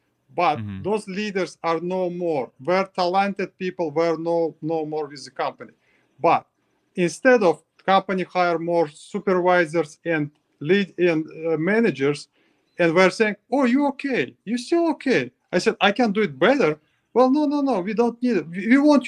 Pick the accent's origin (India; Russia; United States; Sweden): Russia; English is a second language; you know, I came from Russia, I just give up. You know, when I was in Russia, I just give up